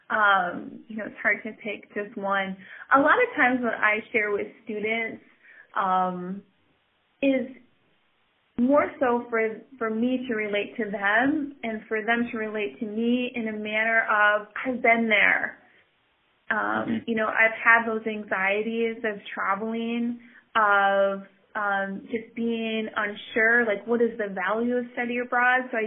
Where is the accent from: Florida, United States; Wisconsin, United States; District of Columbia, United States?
Wisconsin, United States; Oconto; I grew up in Oconto, wonderful small city, um, but not very diverse when it comes to ethnicity